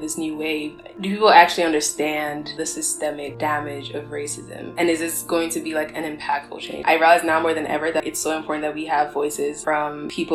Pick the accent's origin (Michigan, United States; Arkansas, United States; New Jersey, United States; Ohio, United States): New Jersey, United States; also born or lived in Ghana; I'm from Ghana and New Jersey.